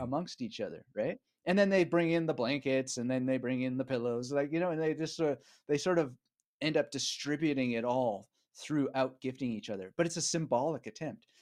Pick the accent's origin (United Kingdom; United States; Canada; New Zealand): Canada; Vancouver, British Columbia; moved away as an adult; also born or lived in Montreal / Berlin; now in Australia; I grew up in British Columbia in Canada, in Vancouver area